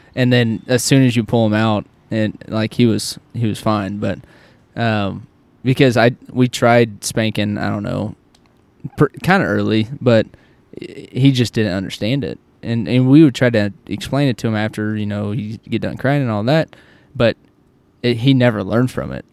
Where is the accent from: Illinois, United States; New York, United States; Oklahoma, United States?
Oklahoma, United States; when I grew up in Oklahoma, it was yes, sir, no, sir, yes, ma'am, no, ma'am, everywhere I went.